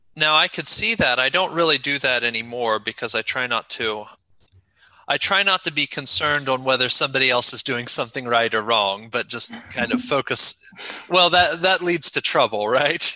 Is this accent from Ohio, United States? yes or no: yes; Ohio, United States; moved away as an adult; also born or lived in South Korea; I was born in Ohio and am currently back there, but I lived for about seven, a little over seven years in Korea.